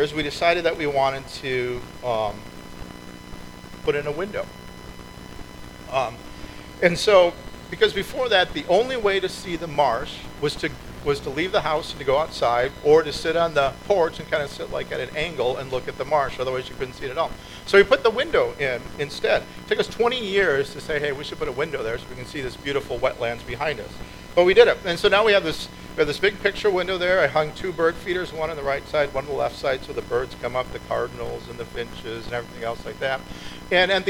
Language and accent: English; Minnesota, United States; moved away; I grew up in Minnesota